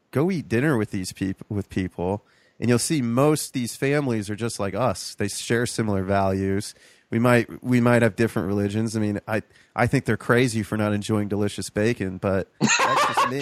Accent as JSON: {"language": "English", "town": "Toledo", "region": "Ohio", "country": "United States", "tie": "born or raised there", "also_born_or_lived": "Columbus, Ohio", "said": "growing up in Toledo"}